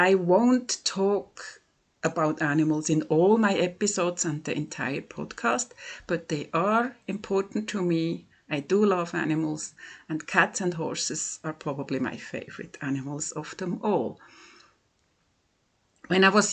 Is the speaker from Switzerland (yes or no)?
yes; Switzerland; English is a second language; from Switzerland